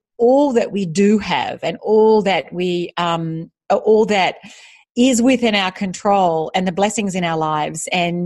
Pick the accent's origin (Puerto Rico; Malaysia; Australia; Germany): Australia; moved away as an adult; also born or lived in United States; now in Singapore; I am Australian. I'm currently living in Singapore